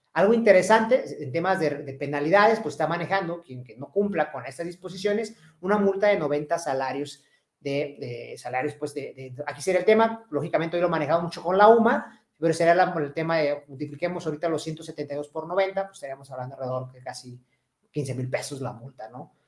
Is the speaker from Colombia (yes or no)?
no; Mexico; nosotros, los mexicanos